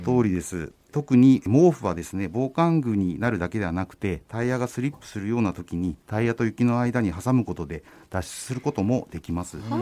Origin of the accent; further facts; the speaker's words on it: Hokkaido, Japan; moved away; also born or lived in Toyama / Niigata; 私あの出身が北海道でしてあの免許も地元で取りましたので